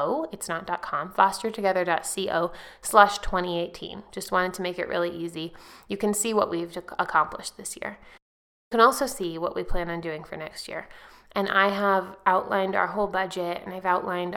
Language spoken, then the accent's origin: English; Lake County, California, United States; moved away; I grew up in Lake County, which is actually the poorest county in California